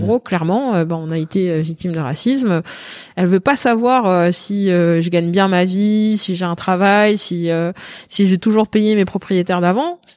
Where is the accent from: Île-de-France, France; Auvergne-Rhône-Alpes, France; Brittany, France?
Île-de-France, France; Paris; je suis parisienne